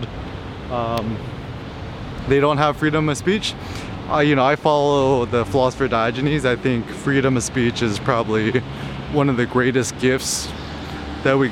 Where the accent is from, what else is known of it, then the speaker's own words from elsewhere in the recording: United States; I'm Asian American, I'm Korean American.